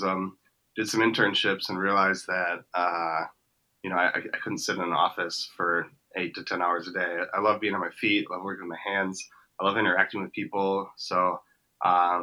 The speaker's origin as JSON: {"language": "English", "region": "Wisconsin", "country": "United States", "tie": "born or raised there", "said": "I'm actually from a smaller town just about an hour north of Milwaukee."}